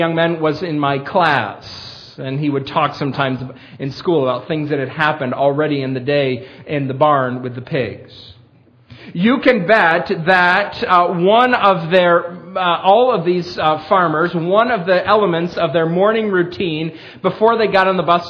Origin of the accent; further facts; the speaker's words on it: Perry, New York, United States; moved away as an adult; now in Millersville, United States; my hometown, Perry